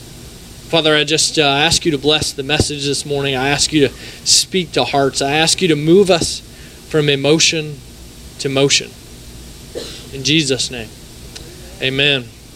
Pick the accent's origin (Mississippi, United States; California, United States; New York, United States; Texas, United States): Mississippi, United States; Raymond; we're Mississippi people. I'm from Raymond